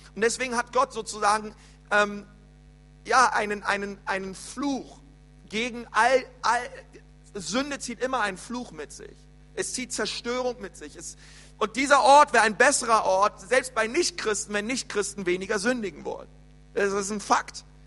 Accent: Berlin, Germany; moved away; also born or lived in Bavaria; bei uns in Berlin ist es so, die Grundschule geht bis zur sechsten Klasse und nicht wie hier bis zur vierten

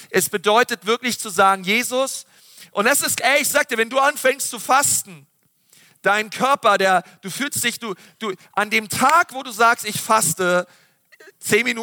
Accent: Berlin, Germany; Ich weiß noch früher ähm, als Schüler, bei uns in Berlin, da gab es immer so ein Freibad

